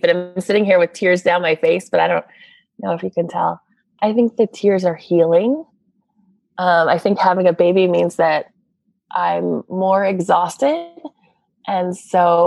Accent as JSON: {"language": "English", "town": "Boston", "region": "Massachusetts", "country": "United States", "also_born_or_lived": "Los Angeles / San Francisco", "moved": "yes", "said": "I'm from the East Coast, from Boston, and I did live in LA for a bit. And even in San Francisco"}